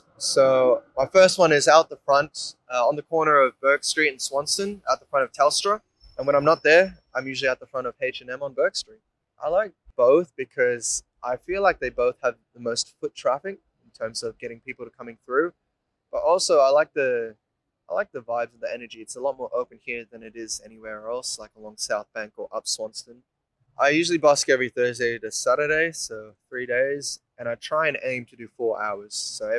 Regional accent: Indonesia; now in Melbourne, Australia; I'm 25 years old, I'm from Indonesia. And I'm a singer-songwriter based in Melbourne now.

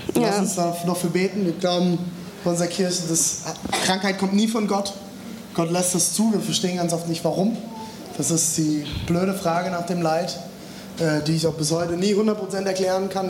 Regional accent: Germany; bei uns in Deutschland

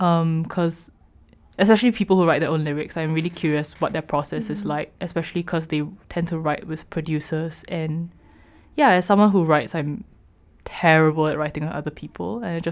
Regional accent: Singapore; moved away as an adult; I'm from Singapore. And I've lived in Singapore my whole life until I moved here for university.

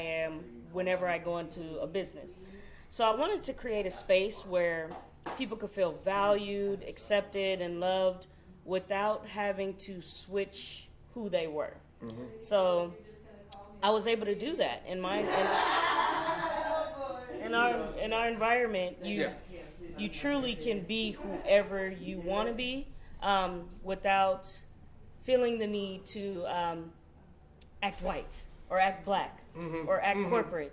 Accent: Long Beach, California, United States; moved away as an adult; now in Kansas City, United States; I'm from Long Beach, California

